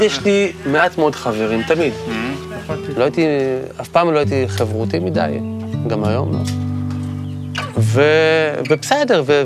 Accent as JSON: {"language": "Hebrew", "town": "Kfar Saba", "region": "Central District", "country": "Israel", "tie": "born or raised there", "said": "גדלתי בכפר, בכפר סבא"}